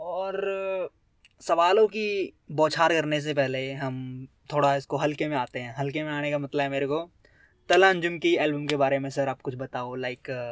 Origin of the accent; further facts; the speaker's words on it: India; मैं तो पहाड़ों से हूँ